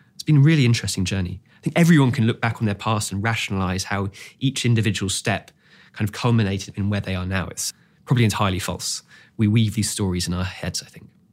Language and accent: English; Singapore; I grew up in Singapore, and it was a very quiet street